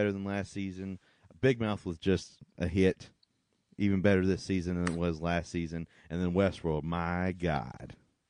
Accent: United States; I'm American.

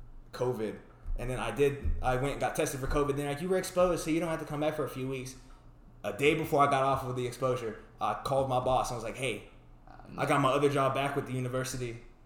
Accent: West Texas, United States; I'm from West Texas. There's this small area called Balmoray.

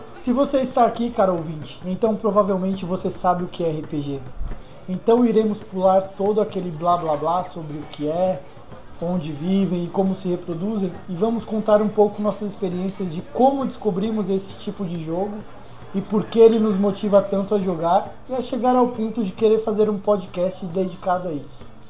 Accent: Recife, Pernambuco, Brazil; moved away; lá de Recife, minha terra natal

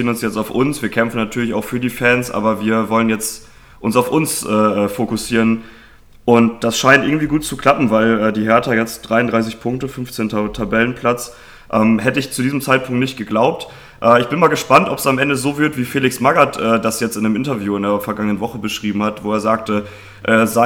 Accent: Bremen, Germany; auch da kann ich als Bremer wieder ein bisschen auch eigenen Input liefern

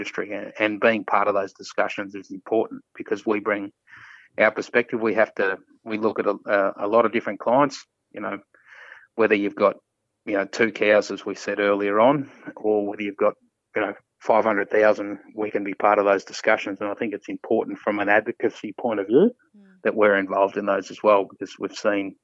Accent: South Gippsland, Victoria, Australia; moved away; I grew up in South Gippsland, 150 k's from Melbourne

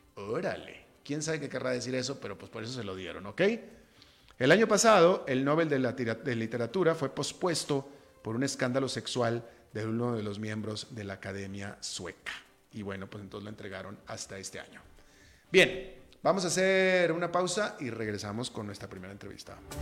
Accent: Monterrey, Nuevo León, Mexico; moved away as an adult; also born or lived in United States; now in Costa Rica; yo soy de Monterrey, México, que es una ciudad muy, muy, muy, muy emprendedora

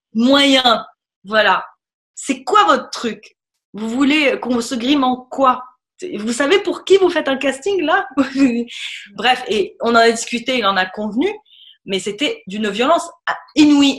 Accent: Tunisia; moved away as an adult; revenir en Tunisie et pouvoir dire voilà, ah oui, si, si, je, je suis tunisienne amplement

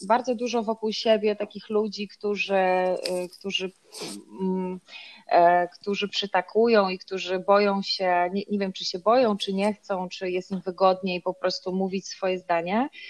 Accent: Ostróda, Warmian-Masurian Voivodeship, Poland; moved away as an adult; now in Warsaw, Poland; ja nie jestem z, z Warszawy, choć mieszkam na co dzień w, tutaj, tylko jestem z, z, z Ostrudy, czyli z Mazur.

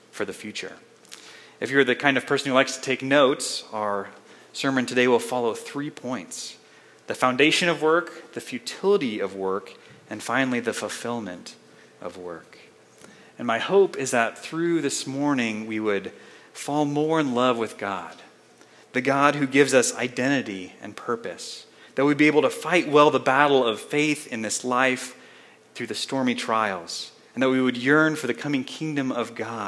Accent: Colorado Springs, Colorado, United States; moved away as an adult; also born or lived in Spokane, Washington; I grew up here in the Springs, not too far from downtown

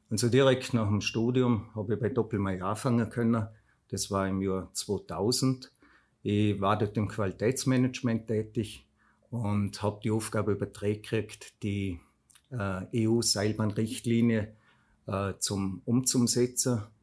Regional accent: Fluh, Vorarlberg, Austria; Ursprünglich komme ich von der Flur bei Bregerz. Dort bin ich aufgewachsen wir haben dort im Elternhaus von meiner Mama gewo

